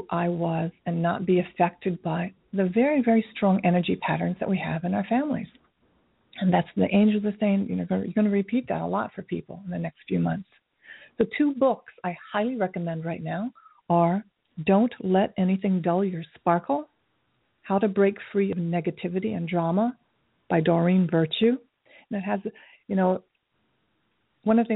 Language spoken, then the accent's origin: English; Tokyo, Japan; moved away; I grew up in Tokyo during the Vietnam War, so in the 60s